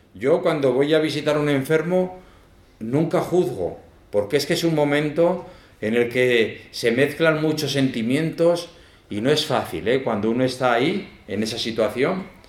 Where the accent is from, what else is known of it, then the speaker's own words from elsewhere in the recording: Zaragoza, Aragon, Spain; moved away as an adult; now in El Salvador; aunque soy de Zaragoza, pero me fui jovencico